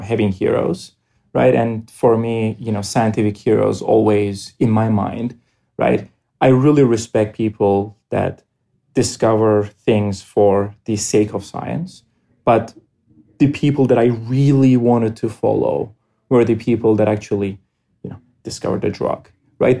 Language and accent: English; Cyprus; moved away as an adult; now in United States; I grew up in Cyprus